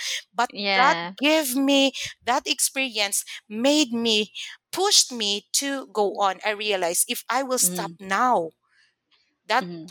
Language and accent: English; Mindanao, Philippines; first language Cebuano; English is a second language; moved away as an adult; also born or lived in Manila; I was raised in Mindanao, so I spoke very well in Bisaya, like vernacular language.